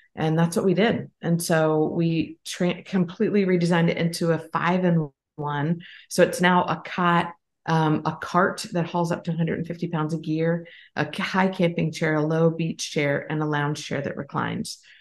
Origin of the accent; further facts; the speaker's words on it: Pennsylvania, United States; now in South Carolina, United States; grew up in Pennsylvania and now live in South Carolina